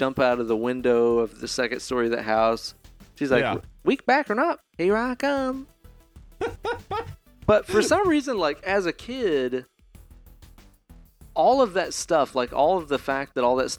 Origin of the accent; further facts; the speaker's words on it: around Dollywood, East Tennessee, United States; we grew up right around Dollywood